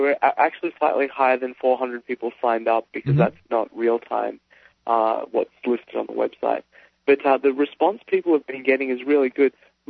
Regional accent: Seattle, Washington, United States; I'm from Seattle

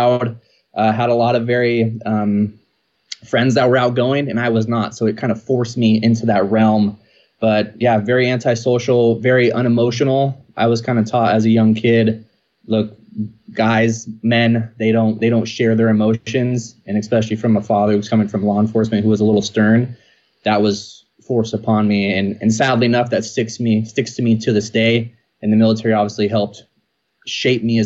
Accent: Rocklin, California, United States; also born or lived in Sacramento; I grew up in Rockland. So that's actually the name of the town. I now reside in Lincoln.

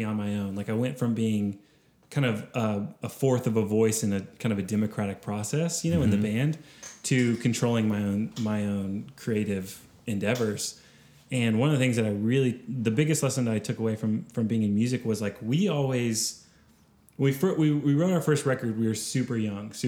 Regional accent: Austin, Texas, United States; I grew up in Austin. I'm a hometown kid

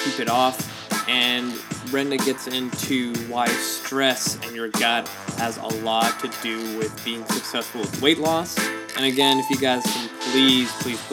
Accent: Vancouver, British Columbia, Canada; I'm from Vancouver

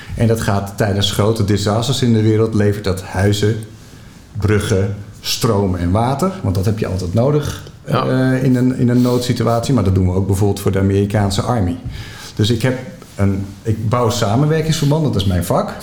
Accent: Netherlands; wat wij ervaren als Nederlanders

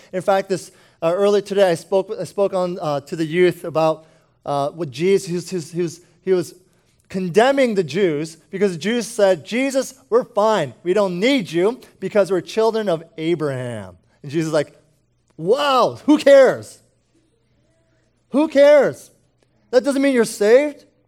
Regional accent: United States; speaking as an American

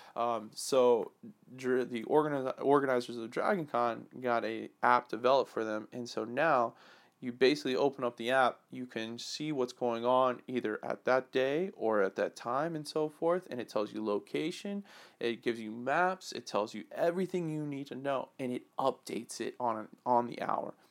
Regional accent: Atlanta, Georgia, United States; I grew up in Atlanta when I was a young kid to high school

